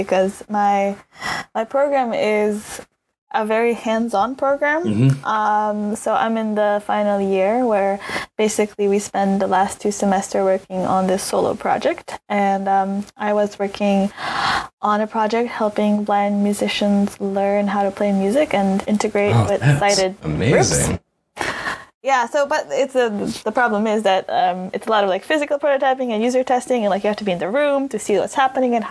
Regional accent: Slovenia; English is a second language; moved away as an adult; also born or lived in New York, United States; now in London, United Kingdom; I'm from Slovenia, which is a country of 2 million people

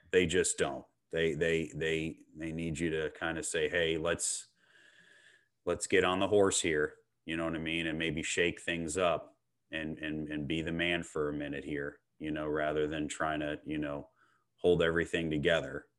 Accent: Clearwater, Florida, United States; I was born and raised in Clearwater, Florida

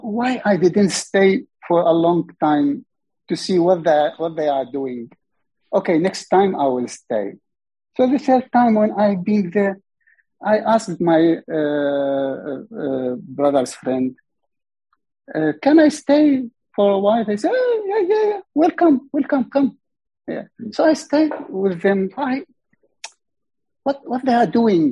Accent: Iraq; English is a second language; moved away as an adult; now in Australia; I am from Iraq

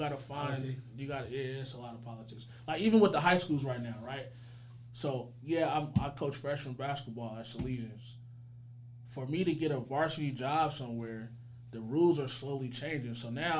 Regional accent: Richmond, California, United States; I'm from Richmond.

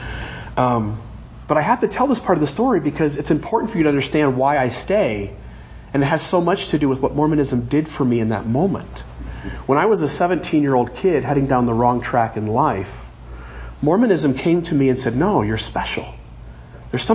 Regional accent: Sandusky, Ohio, United States; I grew up in Ohio, born in Sandusky, Ohio

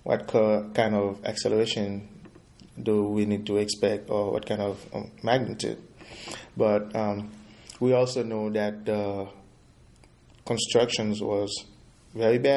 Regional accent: Haiti; moved away as an adult; now in United States; I'm from Haiti.

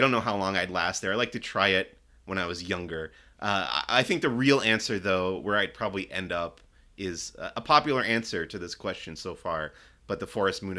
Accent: Long Island, New York, United States; now in Burbank, United States; I grew up in the Northeast, Long Island, New York, where it got cold in the winter.

